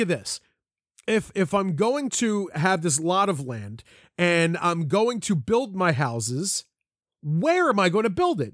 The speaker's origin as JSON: {"language": "English", "town": "Collingdale", "region": "Pennsylvania", "country": "United States", "also_born_or_lived": "Folsom, Pennsylvania", "said": "I say I'm from Philly, or, or if I was there, I live right outside of Philly"}